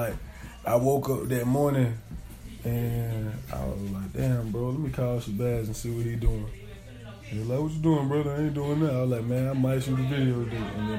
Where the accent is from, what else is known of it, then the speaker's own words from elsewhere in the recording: Aiken, South Carolina, United States; I'm from Aiken. You know what I mean? Shallow Heights, but like, I grew up a little bit everywhere type shit, you feel me?